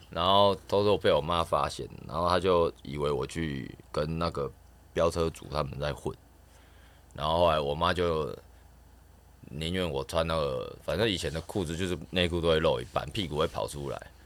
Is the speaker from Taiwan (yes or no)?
yes; southern Taiwan, Taiwan; moved away as an adult; now in Taipei, Taiwan; 我们南部会说